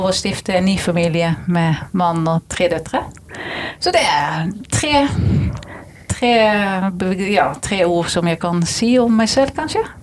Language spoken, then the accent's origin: Norwegian; Netherlands; now in Norway; Det var grunnen til at jeg flyttet fra Nederland til Norge.